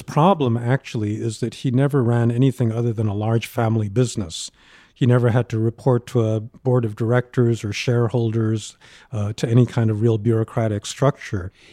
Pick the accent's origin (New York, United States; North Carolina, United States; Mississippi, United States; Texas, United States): New York, United States; I grew up in New York, where there wasn't a Asian American community